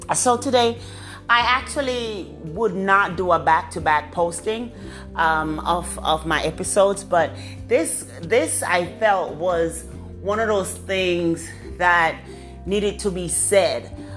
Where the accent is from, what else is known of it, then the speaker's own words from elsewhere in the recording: Jamaica; I'm a Jamaican woman.